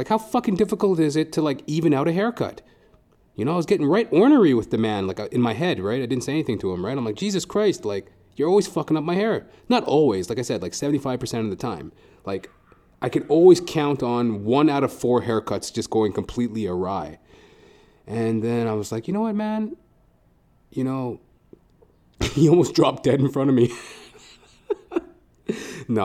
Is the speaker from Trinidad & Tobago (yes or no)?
yes; Trinidad & Tobago; So, like, we love animals and shit, you know. And we're both Trinidadian.